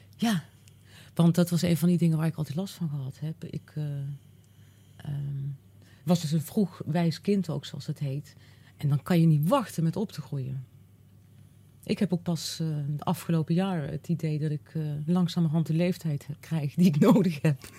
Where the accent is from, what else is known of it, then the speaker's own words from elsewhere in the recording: Uden, North Brabant, Netherlands; ik ben in, ik ben in Uden geboren